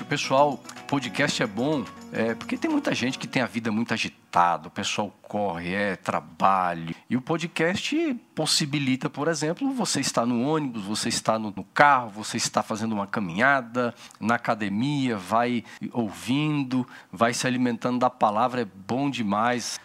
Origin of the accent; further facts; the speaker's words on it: Brasília, Federal District, Brazil; sou brasiliense